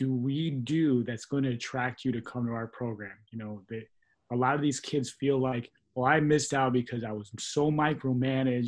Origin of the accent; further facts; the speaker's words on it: East Chicago, Indiana, United States; also born or lived in Highland, Indiana; growing up in the harbor and then leaving and coming to Highland, Indiana